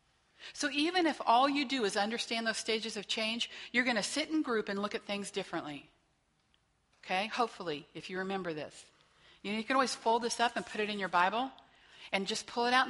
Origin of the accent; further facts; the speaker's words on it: Whitewater, Kansas, United States; also born or lived in Wichita, Kansas; I grew up in Whitewater, Kansas. Kind of blink, you miss it. No stoplights